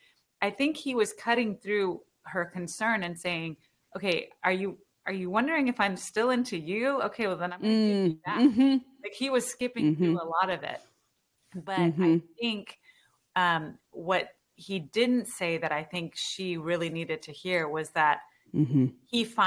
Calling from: Houston, Texas, United States; I'm in Houston.

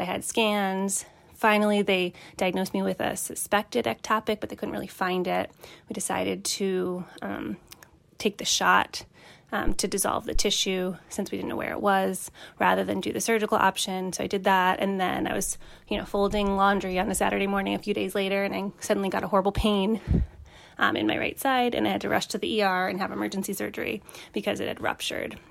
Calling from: Boston, Massachusetts, United States; I'm calling from the Boston area

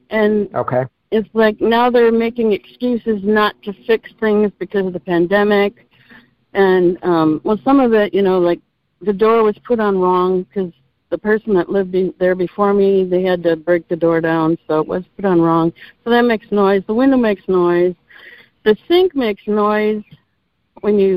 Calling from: Texas, United States; from Texas.

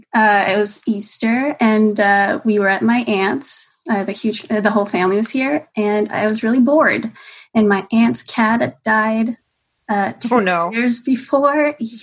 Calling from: Montreal, Quebec, Canada; I'm from Montreal, Canada.

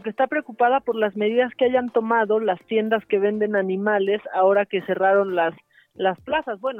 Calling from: Cuautitlán, State of Mexico, Mexico; de Cuautitlán.

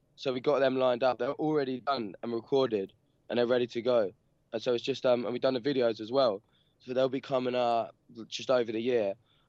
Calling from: Peckham, London, United Kingdom; London, Peckham in London.

